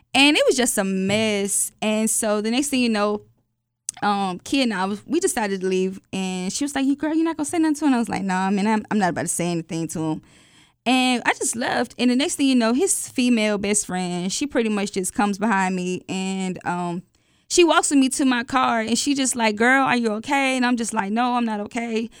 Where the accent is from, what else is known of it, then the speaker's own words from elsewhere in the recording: Atlanta, Georgia, United States; I'm from Atlanta